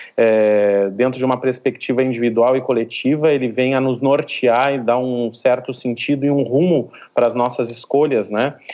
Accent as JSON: {"language": "Portuguese", "region": "Rio Grande do Sul", "country": "Brazil", "tie": "born or raised there", "moved": "as an adult", "lives_now": "Recife, Brazil", "said": "eu sou gaúcho de, de nascença, mas já estou aqui em Recife, Pernambuco, já há 11 anos"}